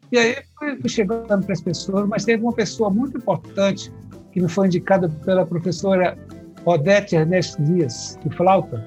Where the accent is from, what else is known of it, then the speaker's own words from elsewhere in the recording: Ceará, Brazil; moved away; also born or lived in Brasília / Olinda / Rio de Janeiro; eu sou cearense